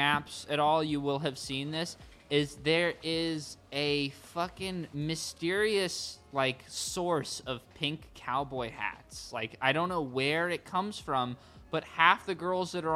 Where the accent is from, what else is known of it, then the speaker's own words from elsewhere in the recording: Santa Ana, California, United States; we grew up in Santa Ana